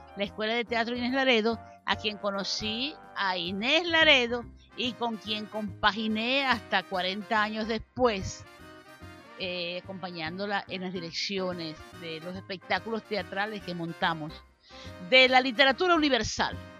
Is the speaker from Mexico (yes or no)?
no; Santa Bárbara del Zulia, Zulia, Venezuela; now in Maracaibo, Venezuela; nací en Santa Bárbara del Zulia, bajo las luces del relámpago del Catatumbo